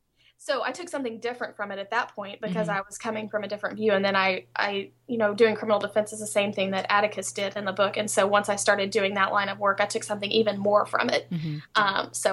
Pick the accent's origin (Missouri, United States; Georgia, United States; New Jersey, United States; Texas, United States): Texas, United States; born there; now in Shreveport, United States; I do criminal defense work in Shreveport, Louisiana. I was born in Texas, but I moved here to Shreveport, so that's kind of what I do.